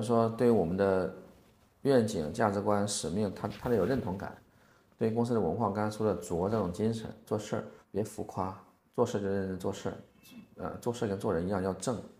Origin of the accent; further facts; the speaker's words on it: China; also born or lived in Beijing; now in Hainan, China; 我们中国人